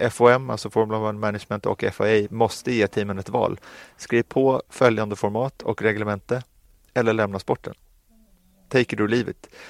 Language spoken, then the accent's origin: Swedish; Sweden; jag vet att vi är från Sverige, det är en liten marknad